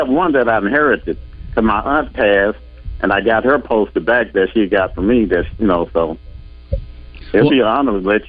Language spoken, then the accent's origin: English; Arkansas, United States; also born or lived in North Carolina; I was living in North Carolina at the time. I'm from Arkansas. I live in Camden.